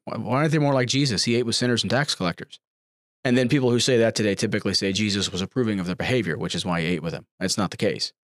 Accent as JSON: {"language": "English", "country": "United States", "said": "I'm an American. I'm about as American as you can get"}